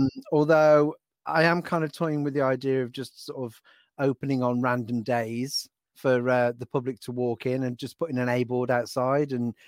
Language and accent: English; Donington, West Midlands, United Kingdom; I was born in Shropshire. {S1} Okay. {S2} I'm a Shropshire lad.